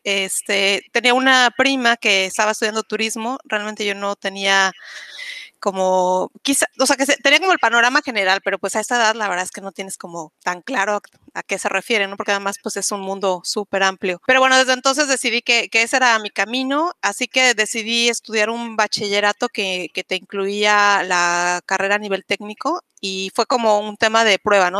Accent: Mexico City, Mexico; moved away as an adult; also born or lived in Spain / Cancún, Quintana Roo; now in Playa del Carmen, Mexico; yo soy originaria de la Ciudad de México

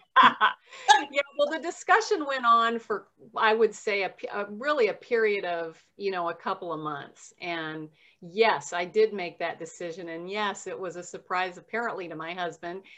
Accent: Southern Nevada, United States; moved away as an adult; also born or lived in Oregon; now in Kirkland, United States; I was raised in Southern Nevada

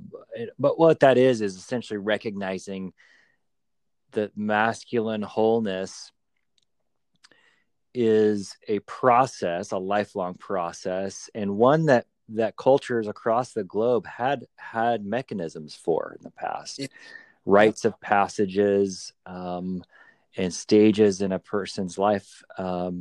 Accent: Southwest, United States; where I grew up in the Southwest, I was the only white kid in a Hispanic community

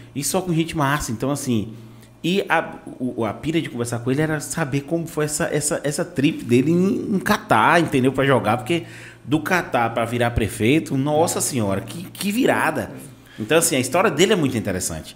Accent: Vitória da Conquista, Bahia, Brazil; also born or lived in Salvador; now in Itabuna, Brazil; eu sou de Conquista, depois fui morar em Salvador e vim pra cá pra Itabuna

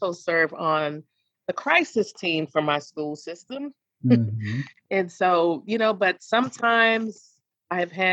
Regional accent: Annapolis, Maryland, United States; now in Atlanta, United States; my hometown of Annapolis, Maryland

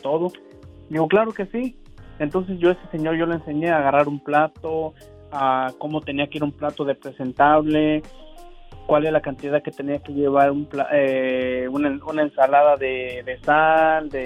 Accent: Guanajuato, Mexico; de ahí de donde soy yo, de, Guanajuato

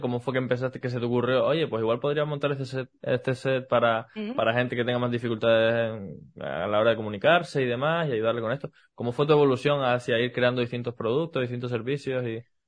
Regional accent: Canary Islands, Spain; accent: Canarian; hablo soy, canario

